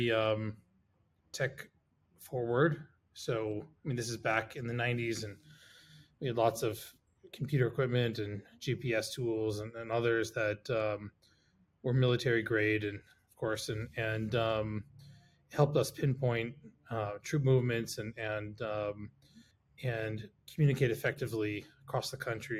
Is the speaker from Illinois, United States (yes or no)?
no; Northern California, United States; moved away as an adult; also born or lived in Israel; I grew up in California.